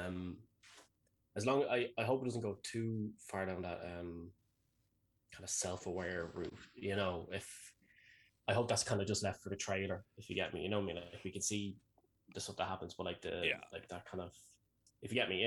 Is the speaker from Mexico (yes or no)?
no; Ireland; I'm Irish